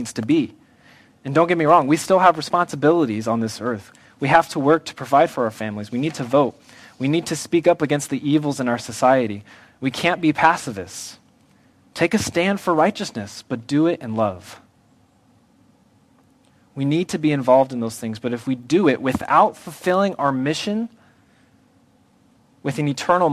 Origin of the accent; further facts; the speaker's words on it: United States; I love being an American.